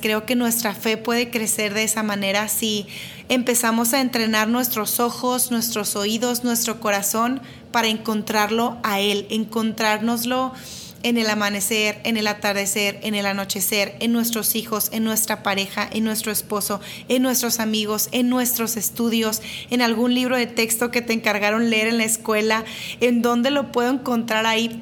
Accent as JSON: {"language": "Spanish", "town": "Monterrey", "region": "Nuevo León", "country": "Mexico", "said": "soy de Monterrey"}